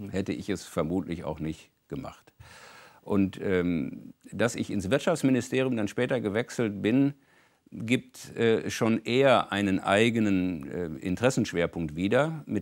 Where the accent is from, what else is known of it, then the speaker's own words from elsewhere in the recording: North Rhine-Westphalia, Germany; insbesondere in meiner Heimatregion Ruhrgebiet, wo der ganze Wechsel von der Montanindustrie in Dienstleistungsbereiche nun seit einiger Zeit das große Thema war